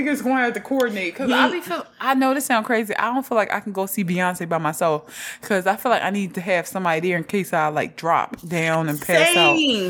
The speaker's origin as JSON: {"language": "English", "town": "Houston", "region": "Texas", "country": "United States", "said": "I'm from Houston."}